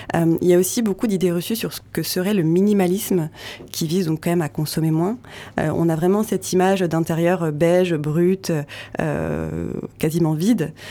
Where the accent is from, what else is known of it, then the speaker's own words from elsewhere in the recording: Vosges, Grand Est, France; moved away; dans les Hauts-de-Vosges, qui est ma région natale